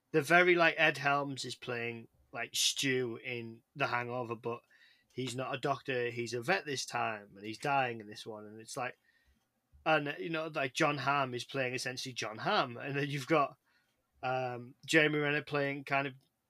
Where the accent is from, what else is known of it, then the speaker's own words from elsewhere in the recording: England, United Kingdom; I'm English